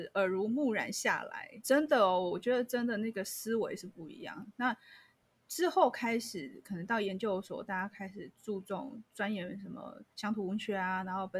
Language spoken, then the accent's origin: Chinese; Changhua County, Taiwan; 其实我是彰化人。